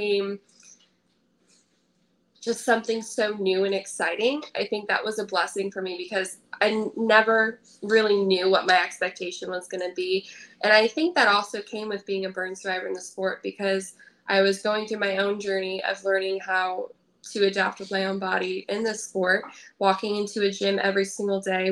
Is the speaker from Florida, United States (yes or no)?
no; Indiana, United States; I grew up in Indiana, but I started going to Michigan for my coach